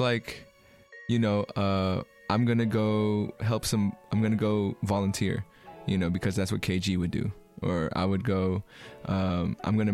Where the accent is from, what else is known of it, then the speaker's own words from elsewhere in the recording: Bay Area, California, United States; also born or lived in Philippines / Long Beach; I moved here when I was four